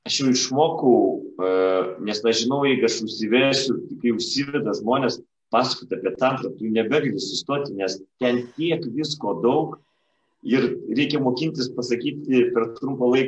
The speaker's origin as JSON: {"language": "Lithuanian", "town": "Klaipėda", "region": "Klaipėda County", "country": "Lithuania", "lives_now": "Palanga, Lithuania", "said": "esu klaipėdiškis"}